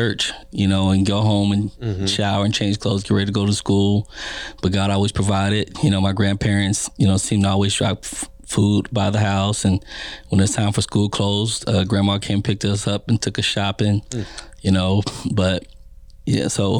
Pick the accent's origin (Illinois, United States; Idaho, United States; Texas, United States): Texas, United States; Austin; now in Kansas City, United States; Born and raised East Austin, Texas